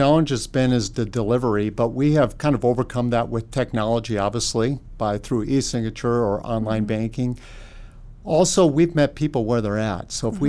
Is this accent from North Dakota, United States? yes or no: yes; Linton, North Dakota, United States; I grew up in Linton, a small community in south central North Dakota